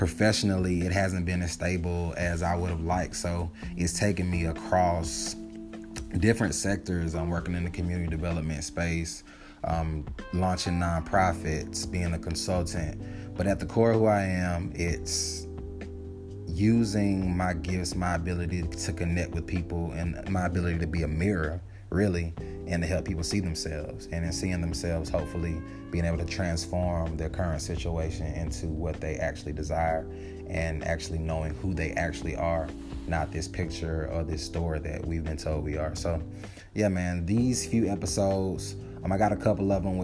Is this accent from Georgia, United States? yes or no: yes; Atlanta, Georgia, United States; me being born and raised in Atlanta